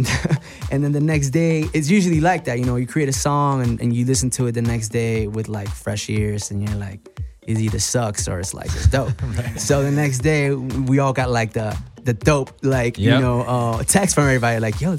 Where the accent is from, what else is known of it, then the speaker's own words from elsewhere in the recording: Orlando, Florida, United States; also born or lived in Puerto Rico; and we grew up in Orlando, actually. We were born in Puerto Rico, but you know, in our teenage years, we moved to Orlando.